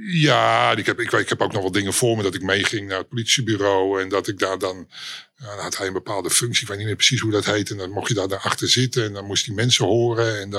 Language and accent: Dutch; Amsterdam, North Holland, Netherlands; Ja, ik, ehm, ik ben eh, eh, oorspronkelijk Amsterdammer.